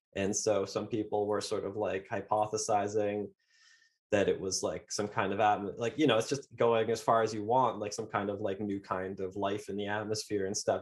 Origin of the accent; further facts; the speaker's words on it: Canada; I'm Canadian